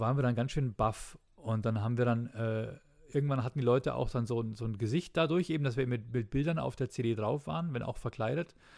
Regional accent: Bavaria, Germany; bei uns in Bayern

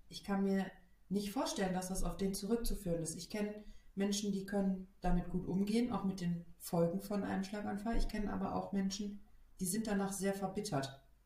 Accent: Germany; bei uns in Deutschland

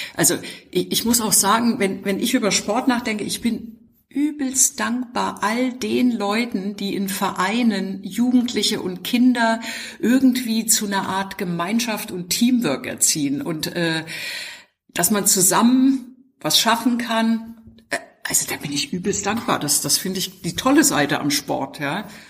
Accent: GDR, East Germany, Germany; ich bin in der DDR aufgewachsen

